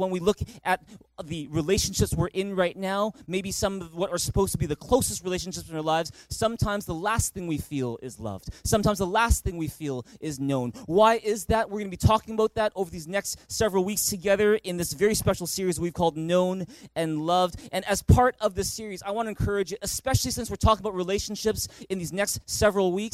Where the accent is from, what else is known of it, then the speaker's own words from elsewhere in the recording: Vancouver, British Columbia, Canada; growing up in Vancouver, we had a family tradition